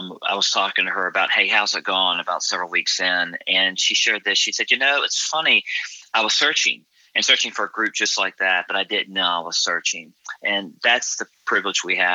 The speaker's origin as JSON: {"language": "English", "town": "Raleigh", "region": "North Carolina", "country": "United States", "tie": "born or raised there", "moved": "as an adult", "said": "I grew up in Raleigh and was away for almost 20 years from Raleigh. In 2011, moved back here."}